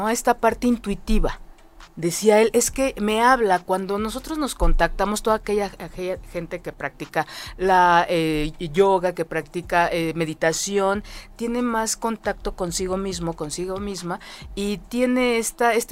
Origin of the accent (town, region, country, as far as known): Mexico